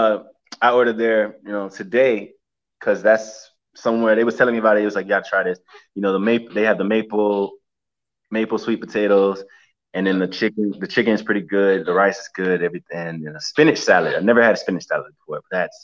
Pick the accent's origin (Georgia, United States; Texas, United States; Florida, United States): Florida, United States; Hialeah; I grew up in Hialeah